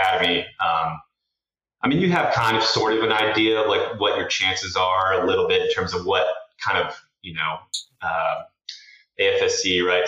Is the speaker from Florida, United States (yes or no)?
no; Tucson, Arizona, United States; we grew up in Tucson, Arizona